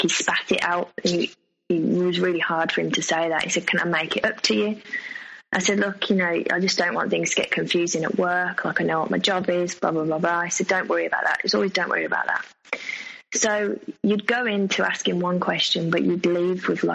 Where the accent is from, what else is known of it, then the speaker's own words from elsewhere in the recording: England, United Kingdom; accent: English; my English accent